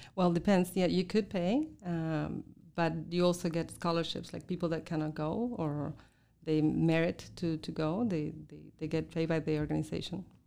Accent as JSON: {"language": "English", "region": "southern Argentina", "country": "Argentina", "tie": "born or raised there", "also_born_or_lived": "Russia / China", "second_language": "English", "moved": "as an adult", "lives_now": "Montreal, Canada", "said": "I was born in Argentina, in the very south of Argentina, where it's cold and there are penguins and whales"}